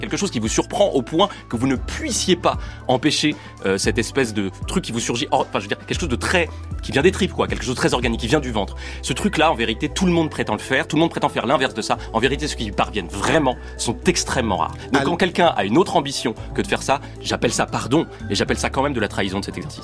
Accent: France; je suis français

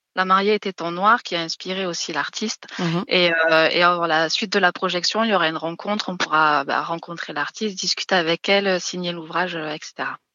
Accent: Lozère, Occitania, France; moved away; je suis originaire de Lozère

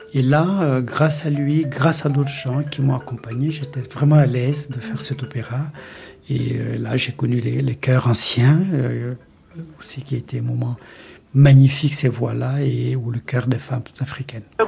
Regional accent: Mali; moved away; also born or lived in Mauritania; j'ai grandi au Mali

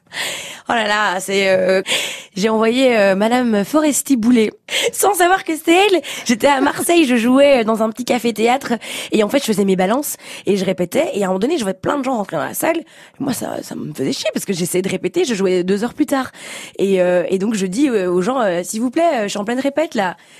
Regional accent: Belgium; en tant que petite Belge qui voulait, euh, démarrer, euh, l'humour

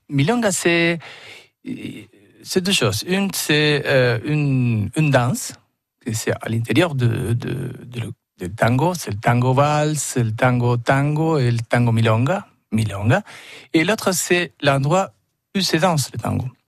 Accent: Buenos Aires, Argentina; French is a second language; moved away; je suis né à Buenos Aires

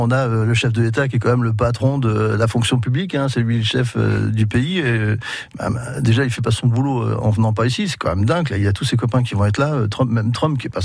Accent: Sainte-Mère-Église, Normandy, France; born there; moi je suis né près de Sainte-Marie-Église

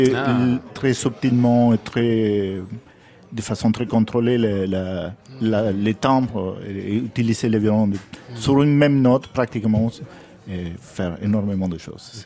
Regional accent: Argentina; moved away; quand j'étais jeune en Argentine

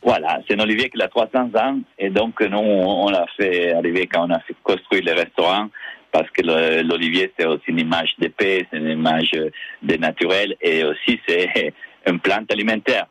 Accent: Cuneo, Piedmont, Italy; now in Nice, France; je viens de Cuneo, qui est une petite ville à côté de Alba

